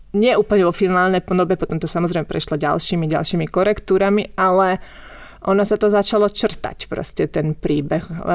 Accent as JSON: {"language": "Slovak", "town": "Bratislava", "region": "Bratislava Region", "country": "Slovakia", "tie": "born or raised there", "also_born_or_lived": "Pezinok, Slovakia / Verona, Italy", "moved": "as an adult", "lives_now": "Italy", "said": "ja som vyrastala prvé roky v Pezinku a potom sme sa presťahovali do Bratislavy v Karlovej vsi"}